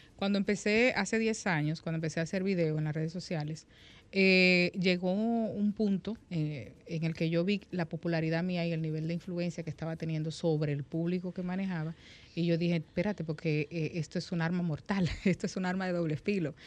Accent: La Vega, Dominican Republic; moved away as an adult; yo nací aquí, pero me crié en La Vega.

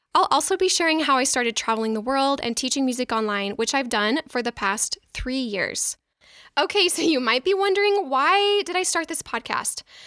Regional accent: Mesa, Arizona, United States; moved away as an adult; also born or lived in Boston, Massachusetts; I grew up in Mesa, Arizona

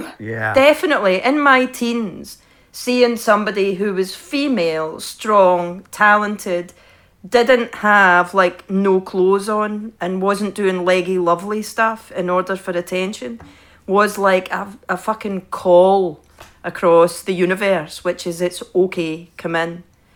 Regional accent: Scotland, United Kingdom; moved away; growing up in Scotland

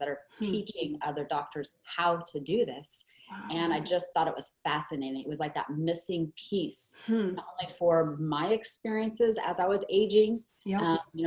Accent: Oregon, United States; I was born and raised actually in Oregon

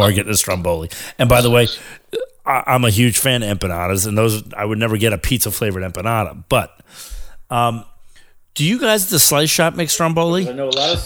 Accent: New York, United States; as a New Yorker

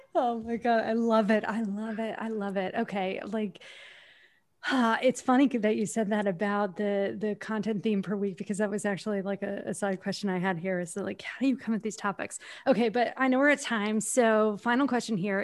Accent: New York, United States; I'm from New York

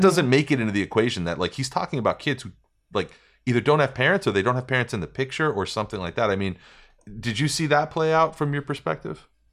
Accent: New York, United States; moved away as an adult; also born or lived in Las Vegas; when I was a kid and I was growing up in New York

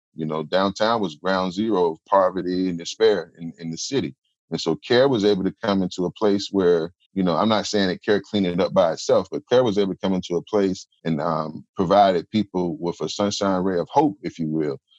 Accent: Durham, North Carolina, United States; growing up in Durham

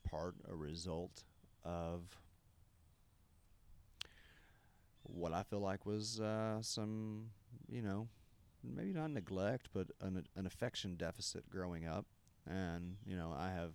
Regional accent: the Bible Belt, United States; growing up in the Bible Belt

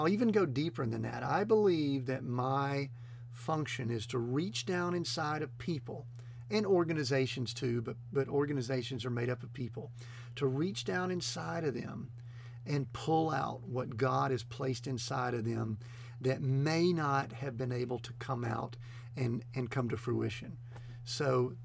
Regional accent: the South, United States; I'm kind of a Southern boy. I grew up in the South, and my mama taught me a certain way

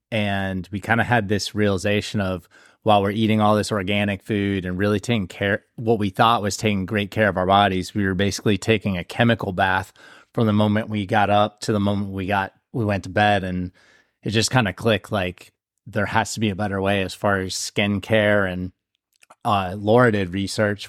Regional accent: Ohio, United States; now in South Carolina, United States; we're from Ohio

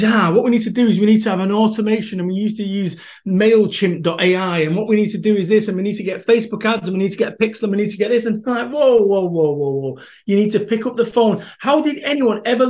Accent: Salford, North West England, United Kingdom; moved away; I am from Salford, Manchester

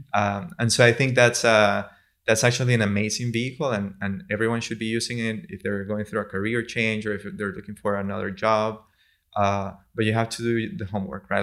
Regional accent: San Juan de los Morros, Guárico, Venezuela; moved away; also born or lived in Turin, Italy; I'm from San Juan de los Morros. It's a city in the center of Venezuela, a couple hours, uh, from Caracas.

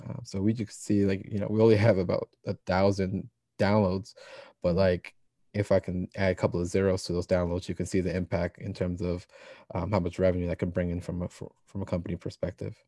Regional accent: Ewing, New Jersey, United States; also born or lived in Trenton, New Jersey; I was born in Trenton, uh, when I started grade school, uh, so I did preschool in Trenton, then started kindergarten

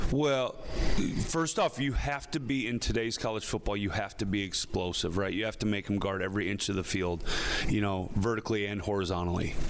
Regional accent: Midwest, United States; moved away as an adult; now in Philadelphia, United States; we're from the Midwest

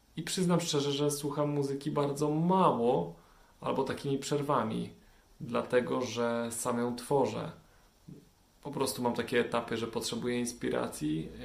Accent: Częstochowa, Silesian Voivodeship, Poland; wychowałem się w Częstochowie na blokowisku

